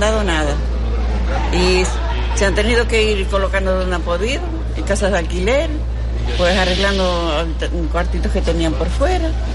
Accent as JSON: {"language": "Spanish", "area": "El Paraíso, La Palma", "region": "Canary Islands", "country": "Spain", "said": "allí había un grupito de casa que es de donde yo soy"}